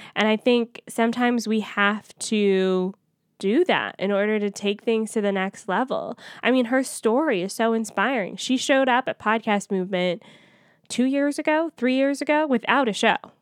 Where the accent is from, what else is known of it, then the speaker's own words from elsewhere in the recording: Atlanta, Georgia, United States; moved away; it's in my hometown